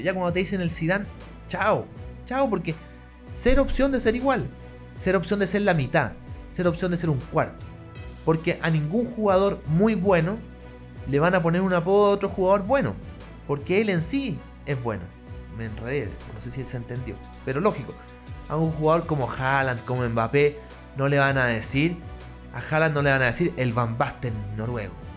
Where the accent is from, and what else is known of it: Chile